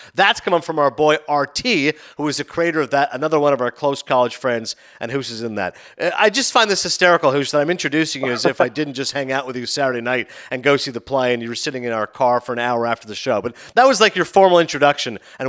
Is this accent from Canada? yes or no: yes; Toronto, Ontario, Canada; in Toronto. That's right, in my hometown.